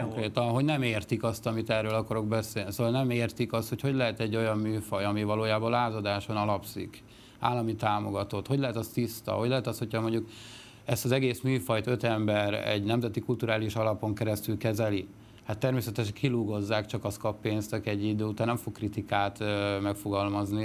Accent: Miskolc, Borsod-Abaúj-Zemplén, Hungary; also born or lived in Mezőkövesd; én mezőkövesdi születésű vagyok, de Miskolton szocializálódtam, a középiskolát már ott végeztem

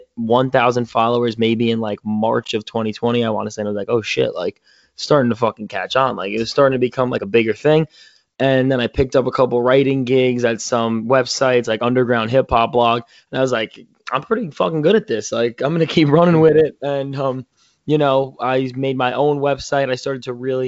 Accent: Yonkers, New York, United States; I'm from New York. I'm in like the Yonkers area.

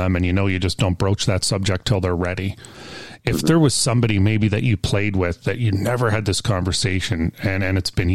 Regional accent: Canada; I'm Canadian

